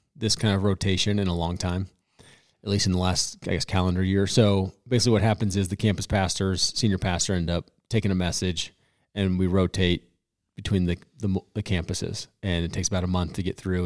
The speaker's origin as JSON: {"language": "English", "region": "Colorado", "country": "United States", "tie": "born or raised there", "said": "I am born and raised in Colorado"}